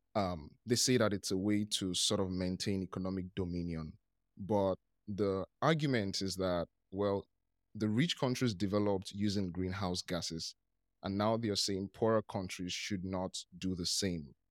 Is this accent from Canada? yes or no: no; Nigeria; I'm from Nigeria